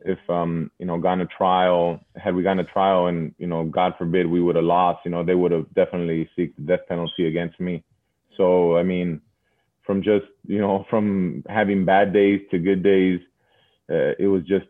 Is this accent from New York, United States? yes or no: no; Los Angeles, California, United States; I grew up in Sun Valley for the better part of 20 years